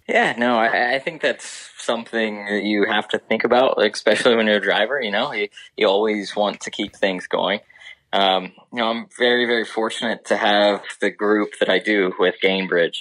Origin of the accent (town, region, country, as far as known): Ohio, United States; born or raised there